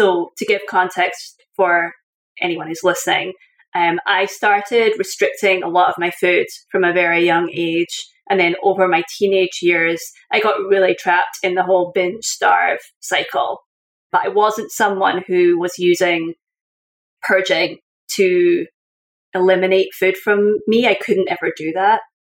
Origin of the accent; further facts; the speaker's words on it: Scotland, United Kingdom; moved away as an adult; also born or lived in Syracuse; now in United States; I was a Scottish person living in Scotland